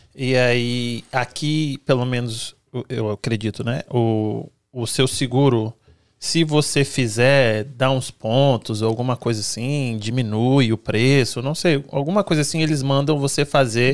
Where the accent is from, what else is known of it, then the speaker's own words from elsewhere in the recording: Brazil; now in United States; eu sou brasileira